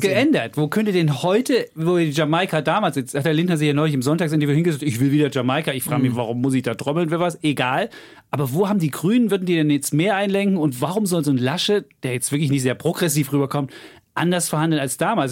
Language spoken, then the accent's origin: German; Bonn, North Rhine-Westphalia, Germany; Ich bin damals in Bonn-Beul auf die Gesamtschule gegangen